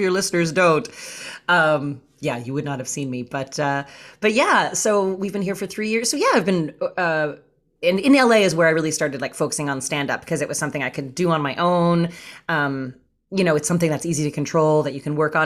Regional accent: Canada; now in Los Angeles, United States; I'm actually Canadian, I'm from Canada

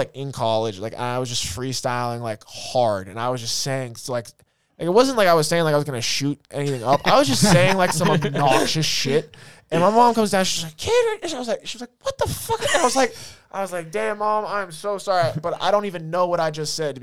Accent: Grafton, Massachusetts, United States; I grew up in Grafton

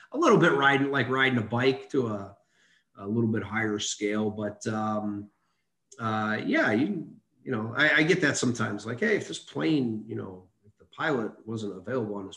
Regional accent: Chicago, Illinois, United States; moved away as an adult; I grew up in Chicago. My father was a police officer in Chicago. Just on the south side of Chicago

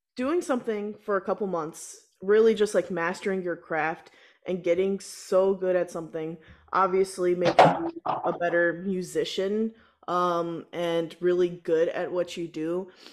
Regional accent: Texas, United States; moved away; I'm originally from Texas, uh, and so you know down there marching band is like huge

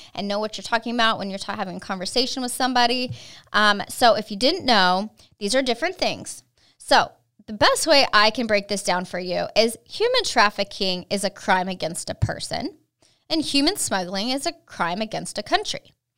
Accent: California, United States; moved away as an adult; now in Texas, United States; I was raised in California

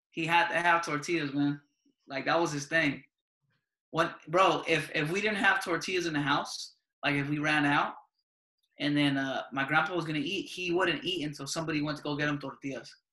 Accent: United States; when we were growing up here in the U.S.

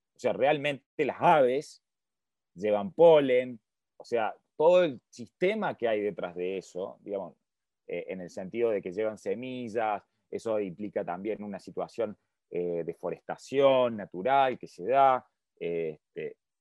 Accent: Argentina; yo soy de Argentina

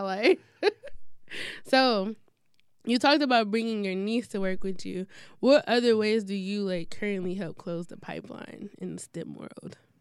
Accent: Detroit, Michigan, United States; I'm from the east side

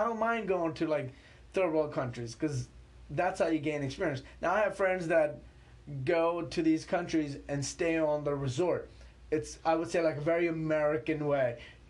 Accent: Pakistan; born there; I was born in Pakistan. If you know anything about Pakistan, then nothing scares me.

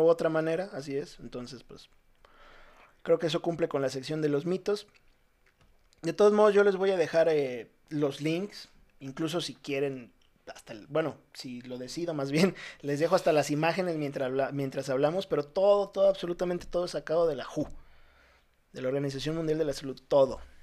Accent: Ciudad Madero, Tamaulipas, Mexico; moved away; also born or lived in Veracruz; yo soy de Veracruz, pero viví toda mi vida en Ciudad Madero, Tamaulipas.

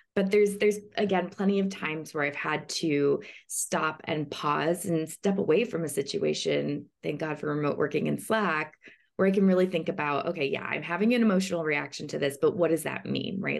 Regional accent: Chicago, Illinois, United States; now in Los Angeles, United States; I am originally from Chicago, but I'm now based in Los Angeles

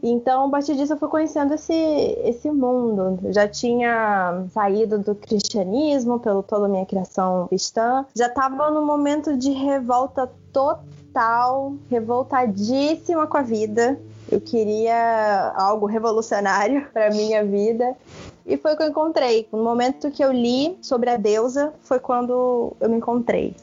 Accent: Natal, Rio Grande do Norte, Brazil; eu sou de Natal, aqui no Rio Grande do Norte

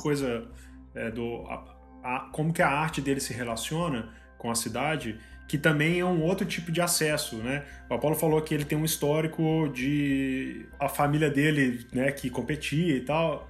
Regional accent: Mariana, Minas Gerais, Brazil; Eu sou do interior de Minas, né? Eu sou de Mariana

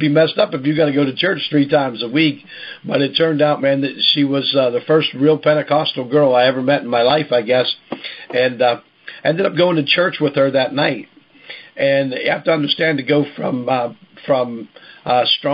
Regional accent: Pittsburgh, Pennsylvania, United States; I'm from Pittsburgh. I worked in a steel mill.

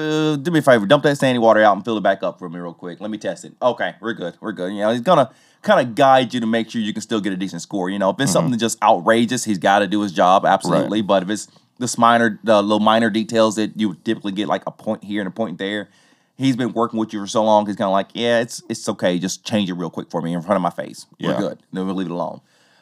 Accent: the South, United States; accent: southern; Forgive my southern accent, there's a lot of things here in Tennessee that are not pronounced right.

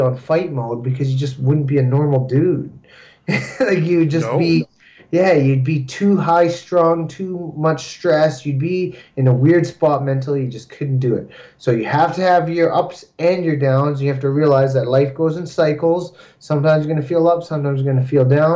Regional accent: Canada; we're also Canadian fighters

